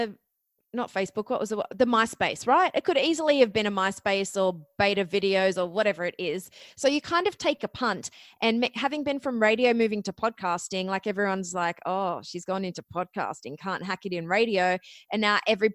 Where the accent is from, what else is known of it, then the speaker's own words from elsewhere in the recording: Australia; accent: Australian; moved away as an adult; also born or lived in Ohio, United States; you might notice from my accent, I am actually Australian, but I went to college in Ohio